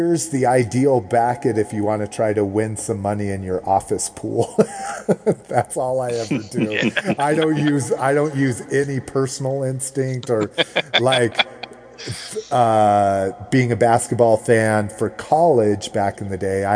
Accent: New Mexico, United States; I grew up in New Mexico

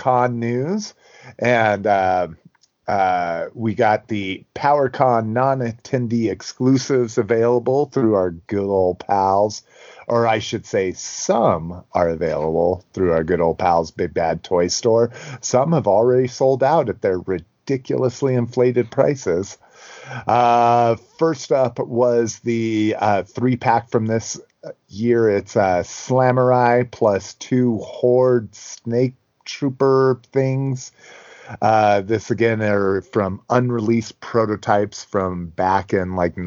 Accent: New Mexico, United States; moved away; I grew up in New Mexico, and even when I was 18, so 25 years ago

